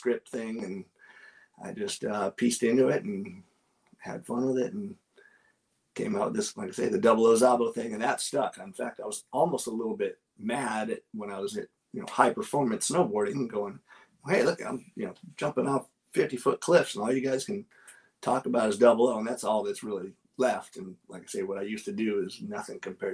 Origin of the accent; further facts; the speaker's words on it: Los Angeles, California, United States; I grew up in Southern Cal, even though I snowboarded all over the place